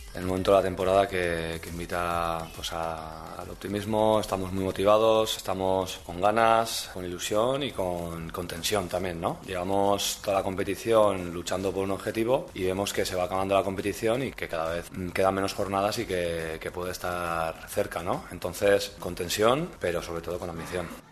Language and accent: Spanish; Pamplona, Navarre, Spain